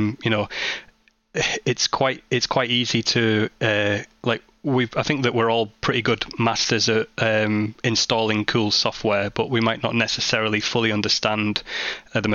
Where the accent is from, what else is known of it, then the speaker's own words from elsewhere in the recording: Barrow-in-Furness, North West England, United Kingdom; my hometown of Barrow-in-Furness